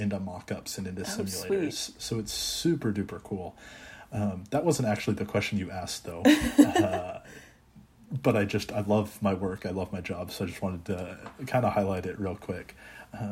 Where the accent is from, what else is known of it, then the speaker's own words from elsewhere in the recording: Texas, United States; also born or lived in Maryland; I'm from Texas originally, so I say back home in Texas